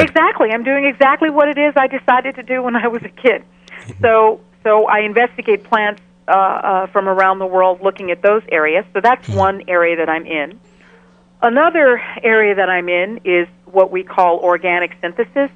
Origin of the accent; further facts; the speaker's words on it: Ghana; also born or lived in Chicago, United States; now in Albany, United States; I grew up in Ghana, in West Africa. I was actually born in Chicago, and at the age of five, I moved with my family to Ghana